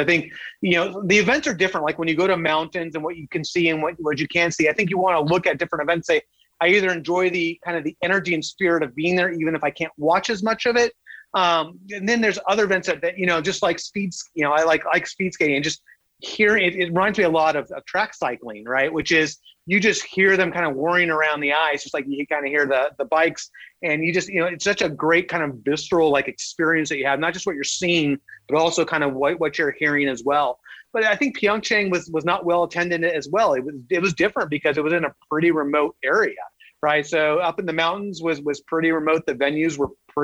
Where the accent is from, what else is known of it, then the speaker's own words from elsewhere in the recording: Southern California, United States; I grew up in Southern California. I'm a Southern California kid, warm weather my entire life.